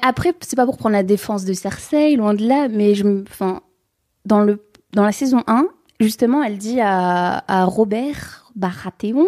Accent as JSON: {"language": "French", "area": "the North", "region": "Hauts-de-France", "country": "France", "said": "je viens du Nord"}